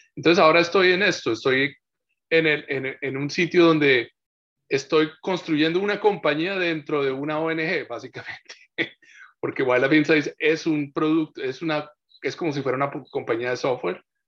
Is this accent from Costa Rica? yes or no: no; Colombia; moved away as an adult; now in Takoma Park, United States; yo nací en Colombia.